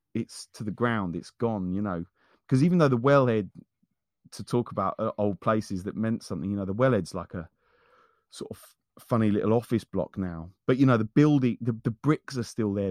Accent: Wendover, South East England, United Kingdom; also born or lived in North London; who I grew up with in, in Wendover, we lived on the same street. Um, uh, from the time that I moved back back here from North London

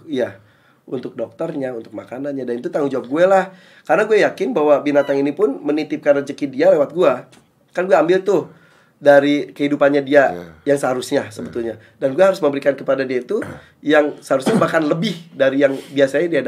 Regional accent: Bandung, West Java, Indonesia; now in Jakarta, Indonesia; gue tuh dari Bandung Jakarta gue nggak punya teman dan gue tiap pulang kerja gue pulang terus bengong

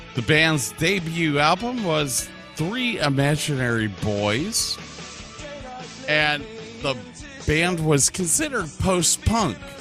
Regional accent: Medina, United States; growing up in Medina

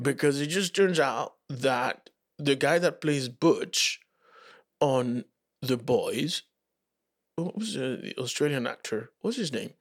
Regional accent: Dominican Republic; moved away; also born or lived in Santo Domingo; I grew up in the Dominican Republic

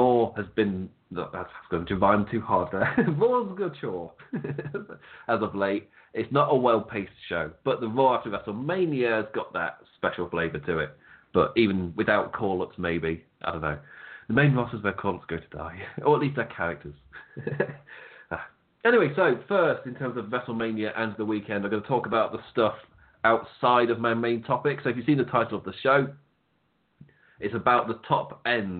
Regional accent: England, United Kingdom; we're English

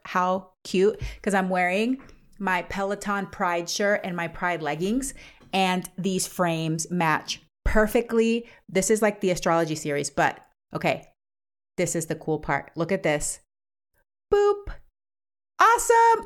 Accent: Panama; now in United States; I'm from Central America, Panama.

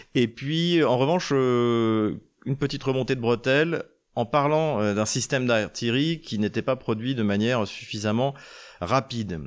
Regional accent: Troyes, Grand Est, France; la région de Troyes, de, ma ville natale

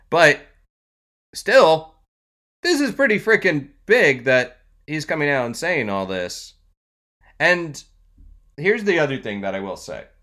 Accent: the South, United States; accent: generic American; while I was raised in the South, I also use sort of the the um, the generic American accent

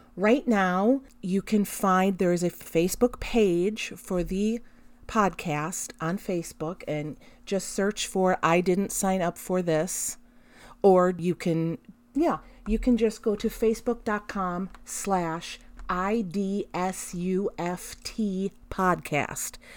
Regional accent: United States; as American parents

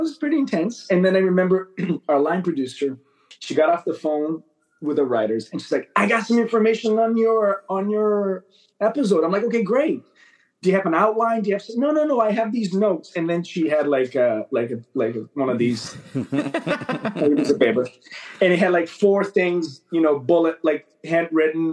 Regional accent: Brazil; moved away as an adult; now in Canada; I grew up in Brazil. I moved to Canada in my 20s to attend film school

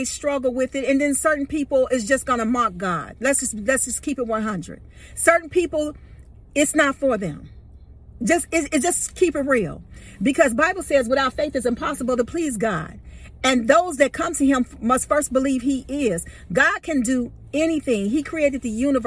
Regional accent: Chicago, Illinois, United States; also born or lived in Georgia / Atlanta; now in Texas, United States; I'm originally from Chicago, but I've lived in Georgia for 27 years before I moved to Texas

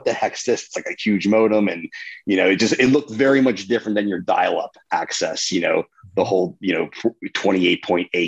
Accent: New Jersey, United States; which is my hometown

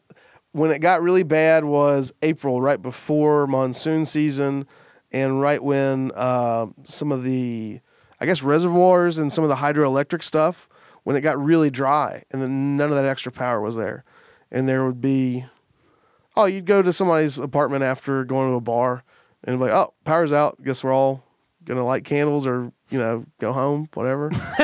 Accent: Kentucky, United States; But it's like, yeah, I'm from Kentucky.

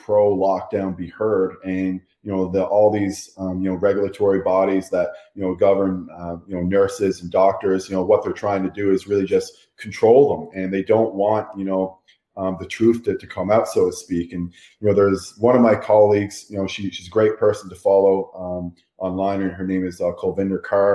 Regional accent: Canada; I'm from Canada

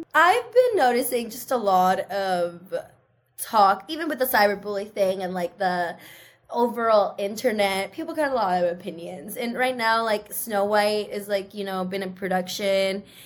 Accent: Seattle, Washington, United States; English is a second language; i grew up in seattle surrounded by white people so i talk like them

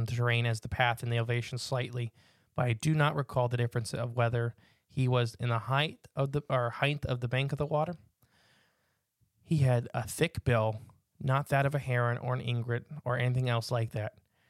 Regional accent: Virginia Beach, Virginia, United States; I am from Virginia Beach. I'm very familiar with our ingrets, our cranes, and all other types of waterfowl, both oceanic and wetlands.

